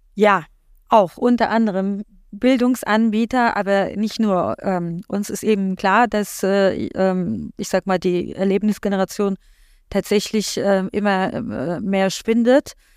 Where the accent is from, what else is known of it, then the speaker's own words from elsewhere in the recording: Poland; now in Germany; ich komme ja gebürtig aus Polen